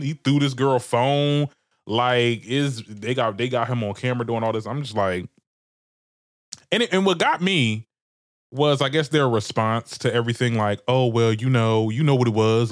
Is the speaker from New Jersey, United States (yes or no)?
yes; Trenton, New Jersey, United States; I'm from Trenton, Trenton, New Jersey